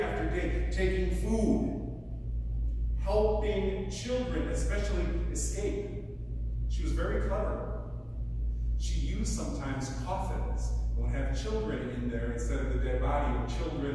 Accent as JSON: {"language": "English", "region": "Wisconsin", "country": "United States", "also_born_or_lived": "Peru / Ecuador / Bolivia", "moved": "as an adult", "said": "I'm originally from Wisconsin, in the town of the Madison Diocese"}